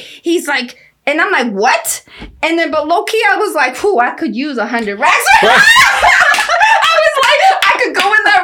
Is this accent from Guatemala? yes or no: yes; Guatemala; now in United States; I'm from Guatemala.